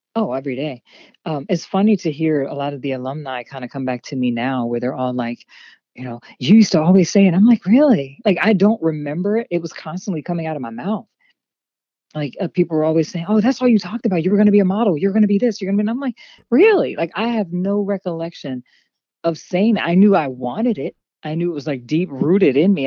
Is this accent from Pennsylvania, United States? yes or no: yes; Harrisburg, Pennsylvania, United States; also born or lived in Hershey, Pennsylvania; I am from Harrisburg, Pennsylvania